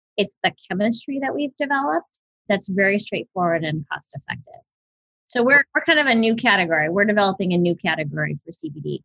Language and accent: English; Big Island of Hawaii, United States; I was born and raised on the Big Island of Hawaii